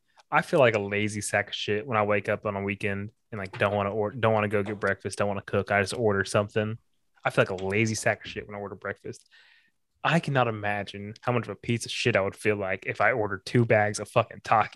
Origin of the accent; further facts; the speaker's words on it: Houston, Texas, United States; I'm from Houston